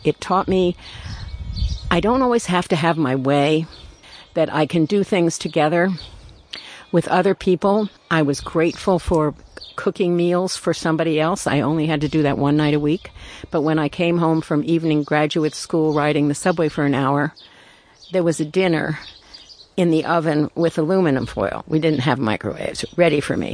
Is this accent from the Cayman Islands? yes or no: no; New York City, New York, United States; I was born in Brooklyn. Um, I'm the child of immigrants